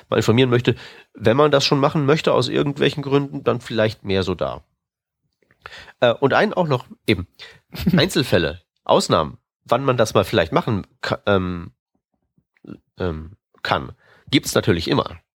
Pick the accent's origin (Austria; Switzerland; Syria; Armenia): Austria; Und das als Österreicher.